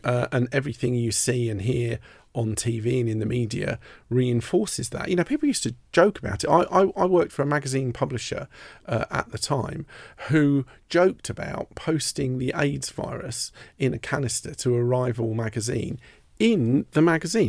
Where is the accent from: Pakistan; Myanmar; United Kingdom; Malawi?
United Kingdom; Merstham, South East England; also born or lived in Redhill; I grew up in a, a village called Merstham in Surrey